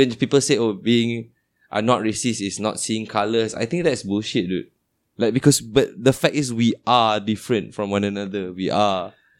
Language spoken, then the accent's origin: English; Penang, Malaysia; Growing up in Penang, being a Malay guy, growing up in Penang, right?